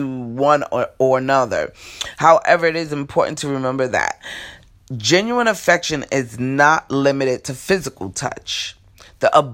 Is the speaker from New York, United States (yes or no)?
yes; New York City, New York, United States; moved away; also born or lived in Raleigh, North Carolina; I come from New York